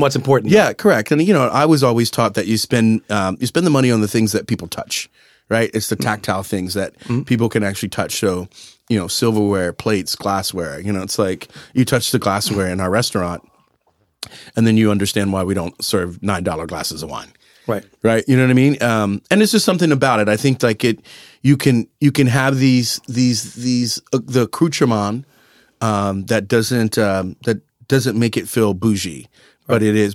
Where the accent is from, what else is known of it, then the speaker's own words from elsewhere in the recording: San Antonio, Texas, United States; moved away; I grew up in San Antonio eating breakfast tacos